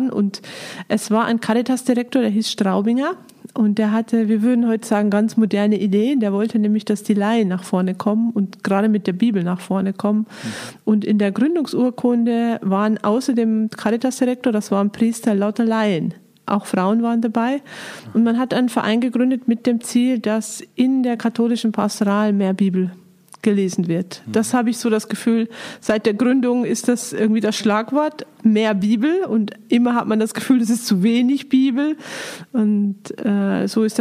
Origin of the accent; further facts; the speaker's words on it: Bavaria, Germany; Ich komme aus Niederbayern und äh, so richtig barock-katholisch niederbayerisch bin ich aufgewachsen, habe aber einen Münsteraner Vater, von daher habe ich noch ein bisschen was Norddeutsches bekommen und äh, ich war da einfach in der, in einem Dorf bin ich aufgewachsen